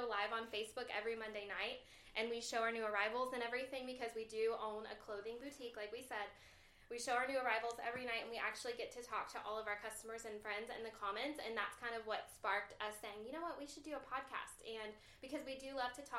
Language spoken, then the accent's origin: English; the South, United States; I've actually lived all over the place. I'm from the South.